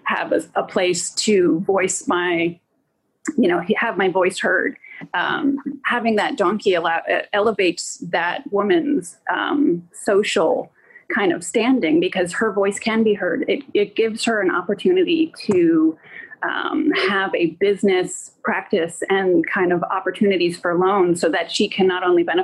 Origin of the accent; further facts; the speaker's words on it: United States; as an American woman